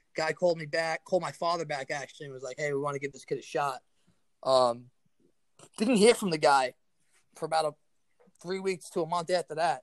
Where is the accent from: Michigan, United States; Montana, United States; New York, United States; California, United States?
New York, United States; New York City; I was a kid from Staten Island